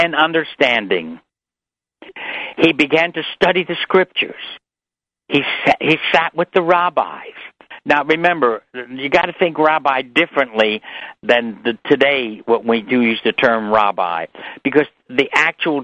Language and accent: English; New York City, New York, United States; I was brought up in New York City